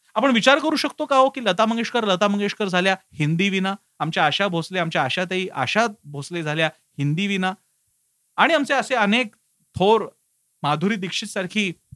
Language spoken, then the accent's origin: Marathi; Mumbai, Maharashtra, India; मी स्वतः मुंबईत वाढलो मुंबईत माझी शाळा होती